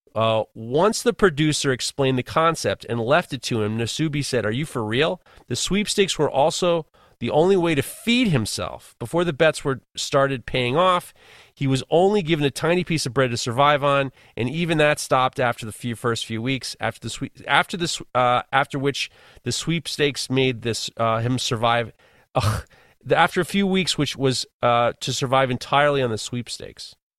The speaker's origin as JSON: {"language": "English", "region": "New York", "country": "United States", "said": "I'm from New York."}